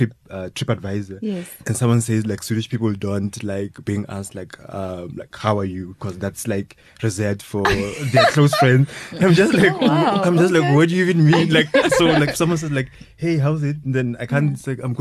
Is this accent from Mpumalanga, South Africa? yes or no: yes; Bushbuckridge, Mpumalanga, South Africa; I'm also from Bushbuckridge